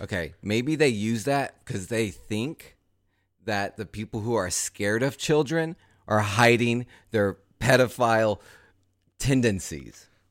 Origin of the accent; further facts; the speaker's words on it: the South, United States; now in New York, United States; I'm from the South, but I, like, I never really identified with the South